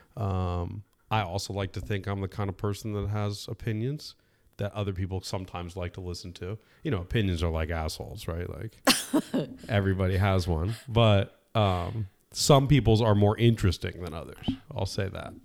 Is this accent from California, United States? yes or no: yes; California, United States; I was born and raised in California.